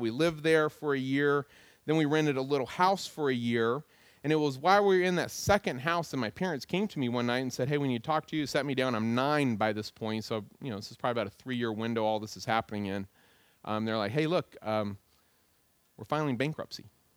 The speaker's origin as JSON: {"language": "English", "town": "Goldsboro", "region": "North Carolina", "country": "United States", "tie": "born or raised there", "also_born_or_lived": "Greenville, North Carolina", "said": "I'm from Goldsboro, North Carolina. That's what I always tell people. But in reality, I wasn't born in Goldsboro. I was born in Greenville, North Carolina"}